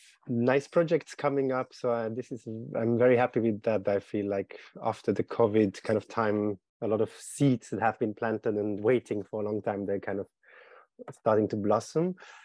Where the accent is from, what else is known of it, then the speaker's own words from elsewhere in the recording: Zurich, Switzerland; I'm from Switzerland